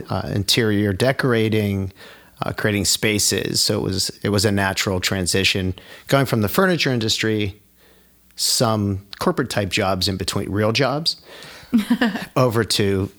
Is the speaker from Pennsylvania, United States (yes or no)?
yes; Pittsburgh, Pennsylvania, United States; moved away as an adult; now in Southern Chester County, United States; So I was born and raised in Western Pennsylvania. Sorry to say Pittsburgh, Pennsylvania.